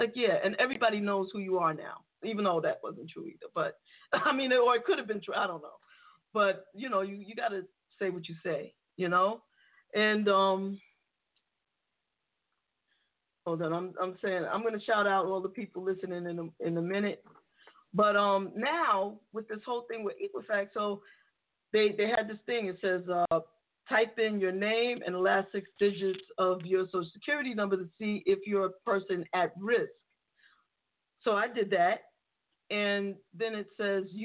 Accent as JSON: {"language": "English", "town": "New York City", "region": "New York", "country": "United States", "tie": "born or raised there", "said": "the area that I grew up in the Bronx"}